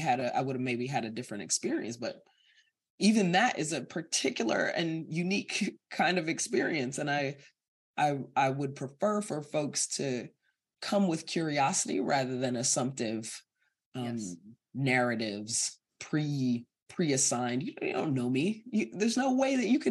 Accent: Evanston, Illinois, United States; also born or lived in Guyana; a Guyanese immigrant growing up in Evanston

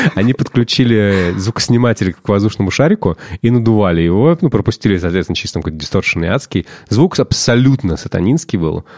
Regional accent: Russia; мы Russians

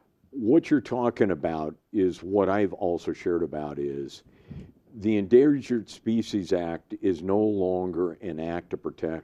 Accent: outside San Francisco, California, United States; moved away; I grew up outside San Francisco.

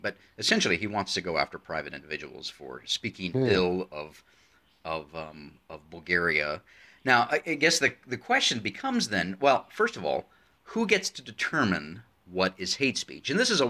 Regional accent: United States; especially for me as an American who very much believes in free speech, because it is part of our constitution.

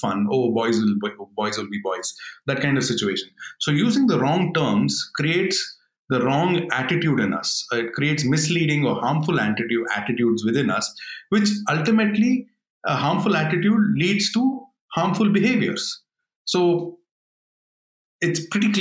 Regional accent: Bangalore, Karnataka, India; I grew up in Bangalore

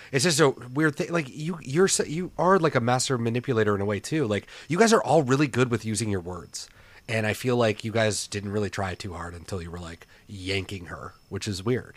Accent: Portland, Oregon, United States; moved away; we're all from Portland

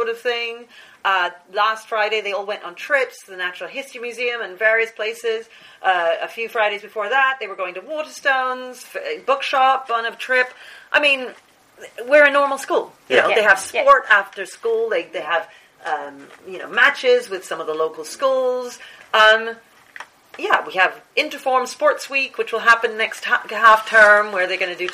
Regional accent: New Zealand; now in United Kingdom; I was born in New Zealand

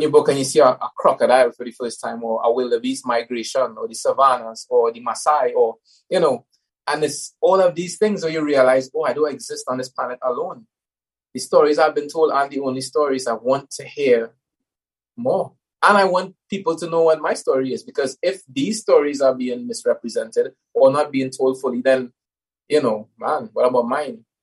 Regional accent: Trinidad & Tobago; I was born in Trinidad, both to very closed communities.

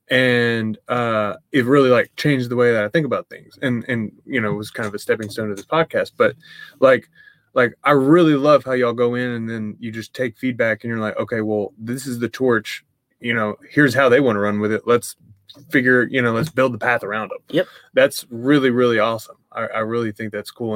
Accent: East Texas, United States; I grew up in East Texas

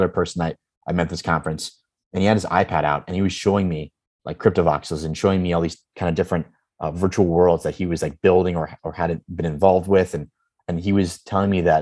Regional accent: Chicago, Illinois, United States; I've known Dan Patterson, or Dan, since I was 6 years old. So we grew up together in Chicago

